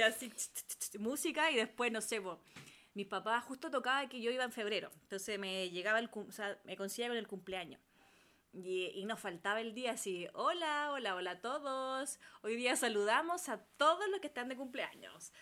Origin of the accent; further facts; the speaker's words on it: Cartagena, Valparaíso, Chile; mis vacaciones y gran parte de mi infancia fueron en Cartagena. Barrio popular de Cartagena